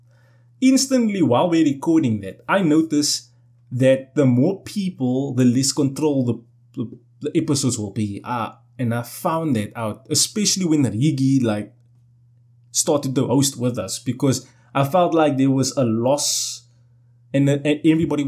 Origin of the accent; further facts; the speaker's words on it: South Africa; I'm South African